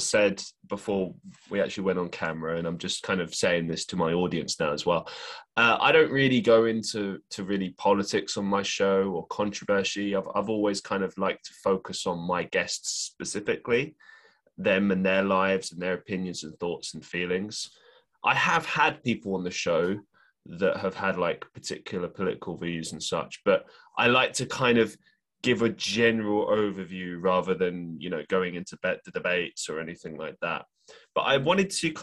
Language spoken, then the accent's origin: English; London, United Kingdom; moved away; I'm actually originally from London